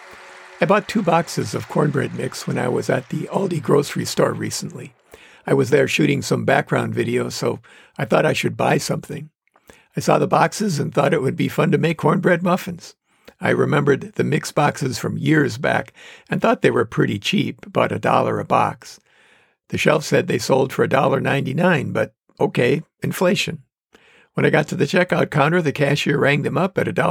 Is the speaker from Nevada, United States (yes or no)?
no; Manitowoc, Wisconsin, United States; accent: northerner; Manitowoc, Wisconsin, my hometown